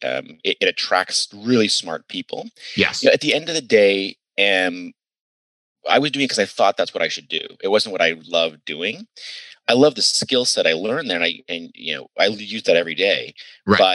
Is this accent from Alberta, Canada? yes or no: no; Ayr, Ontario, Canada; moved away as an adult; also born or lived in United States; I grew up in Ayr, Ontario